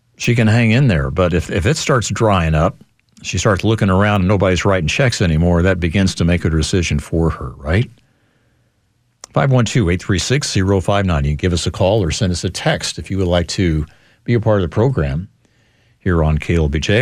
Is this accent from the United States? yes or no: yes; Missouri, United States; moved away; my home state of Missouri